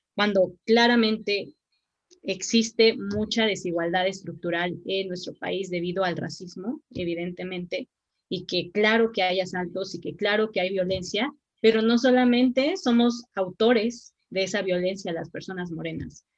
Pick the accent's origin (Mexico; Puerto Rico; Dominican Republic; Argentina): Mexico; no somos mexicanas y mexicanos de segunda